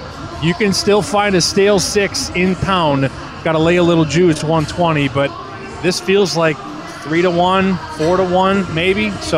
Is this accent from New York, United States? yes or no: no; Chicago, Illinois, United States; I was born in Chicago, not in Serbia. I've never even been to the motherland.